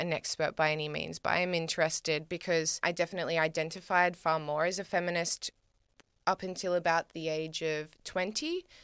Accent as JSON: {"language": "English", "country": "Australia", "said": "me as an Australian woman"}